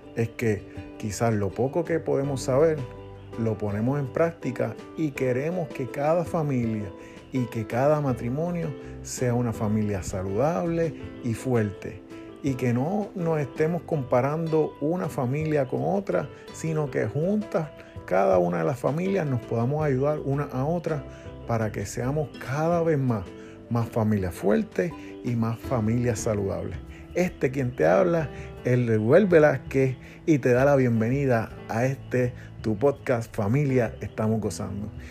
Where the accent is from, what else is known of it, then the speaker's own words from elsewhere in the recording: Puerto Rico; Humacao queda en el este de nuestra isla